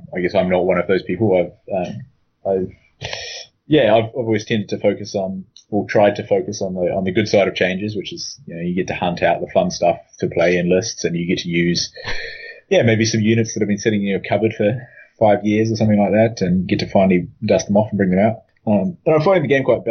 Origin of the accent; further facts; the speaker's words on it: New Zealand; moved away as an adult; also born or lived in United Kingdom; now in London, United Kingdom; I am from New Zealand, as you can probably tell by my terrible accent. I moved to the UK about 3 years ago